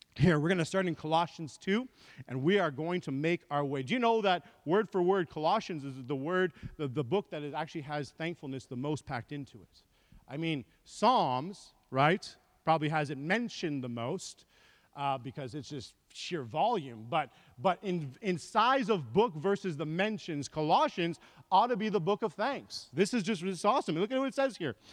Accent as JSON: {"language": "English", "country": "Canada", "also_born_or_lived": "England", "said": "I come from Canada."}